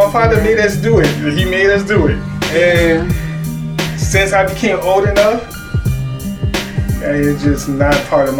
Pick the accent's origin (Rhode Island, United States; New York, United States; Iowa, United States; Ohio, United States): New York, United States; I was born in New York. Mm-hmm. I am a New Yorker.